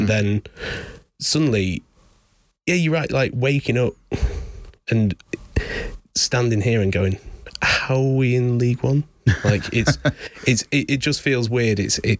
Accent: Lincoln, East Midlands, United Kingdom; I was born in Lincoln. Didn't actually end up living there. Lived in, you know, a village about 40 minutes away, but it's always been the closest place.

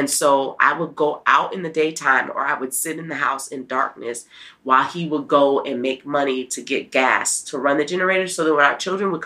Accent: New Orleans, Louisiana, United States; now in Nashville, United States; I'm from New Orleans. We're going to be eating red beans and rice

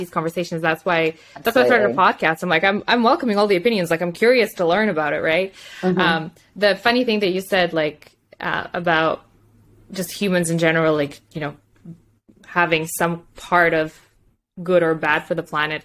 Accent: Moldova; English is a second language; now in Canada; I went back home. So I'm from Moldova

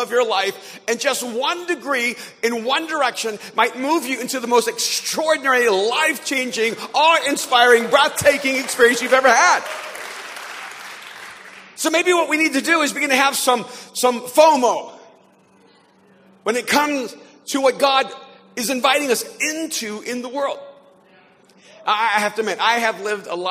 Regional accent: El Salvador; now in Los Angeles, United States; I'm an immigrant from El Salvador to the United States

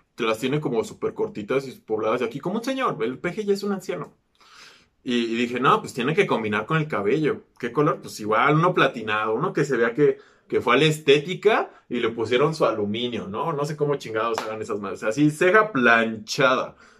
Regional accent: Mexico

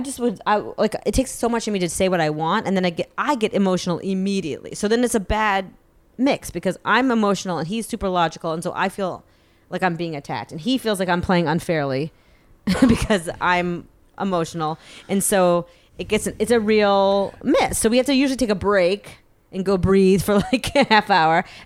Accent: Massachusetts, United States; I'm from Massachusetts.

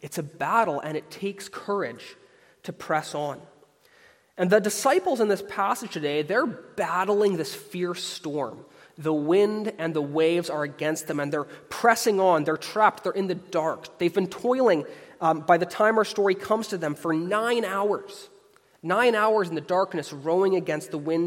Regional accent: Canada; across Canada, where I'm from. I'm a Canadian.

